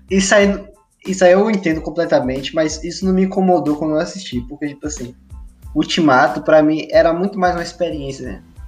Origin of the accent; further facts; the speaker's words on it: Feira de Santana, Bahia, Brazil; a gente é de Feira de Santana, né? Eu saí de feira no Natal